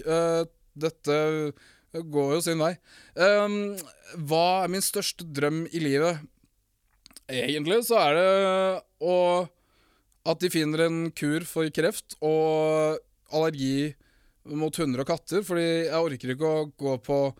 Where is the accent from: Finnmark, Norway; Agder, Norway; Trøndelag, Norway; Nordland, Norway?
Finnmark, Norway; accent: Finnmark dialect; moved away; also born or lived in Morocco